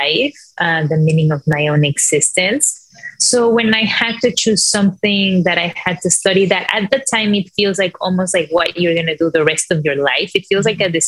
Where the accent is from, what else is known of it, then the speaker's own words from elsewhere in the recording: Mexico; moved away as an adult; now in New York City, United States; I'm from Mexico